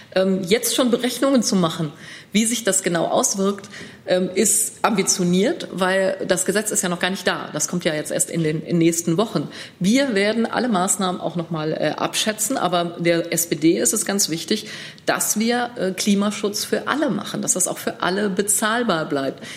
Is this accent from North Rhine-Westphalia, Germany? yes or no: yes; Münster, North Rhine-Westphalia, Germany; ich komme aus Münster.